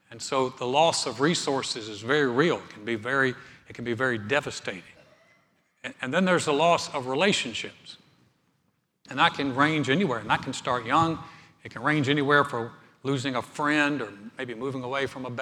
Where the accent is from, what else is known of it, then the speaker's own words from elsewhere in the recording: North Carolina, United States; moved away; We went to start a church in my hometown